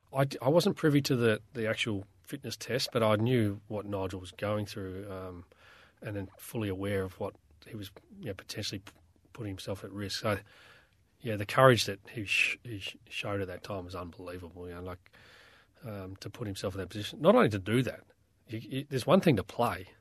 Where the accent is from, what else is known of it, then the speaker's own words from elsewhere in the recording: South Australia, Australia; moved away; as a young kid growing up in South Australia